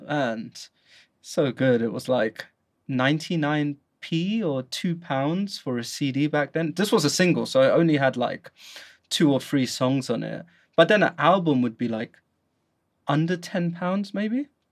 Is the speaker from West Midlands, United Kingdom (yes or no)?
no; London, United Kingdom; moved away as an adult; now in Guangzhou, China; as you can hear from my accent, I am from the UK, specifically London.